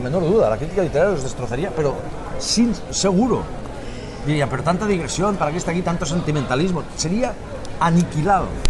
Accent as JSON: {"language": "Spanish", "country": "Spain", "lives_now": "Catalonia, Spain", "said": "los españoles"}